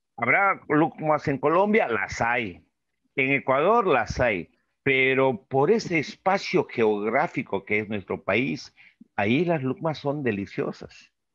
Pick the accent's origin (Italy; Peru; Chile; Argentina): Peru; los peruanos como los ecuatorianos somos nosotros